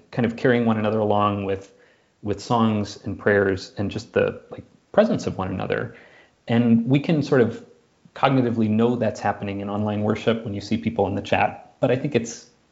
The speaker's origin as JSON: {"language": "English", "town": "Minneapolis", "region": "Minnesota", "country": "United States", "tie": "born or raised there", "said": "I'm from Minneapolis, and you know, grew up 30 minutes from where George Floyd was murdered"}